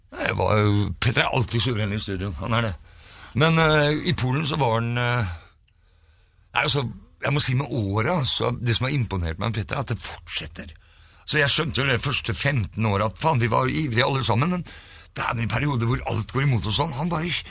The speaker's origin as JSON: {"language": "Norwegian", "town": "Fredrikstad", "region": "Østfold", "country": "Norway", "tie": "born or raised there", "moved": "as an adult", "lives_now": "Oslo, Norway", "said": "Jeg er fra Fredrikstad, bodde der i 20 år før jeg flytta"}